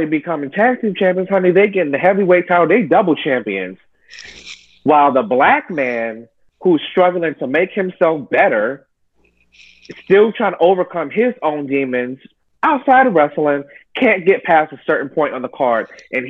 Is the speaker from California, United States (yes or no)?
no; New York City, New York, United States; You know, I grew up in New York, a melting pot.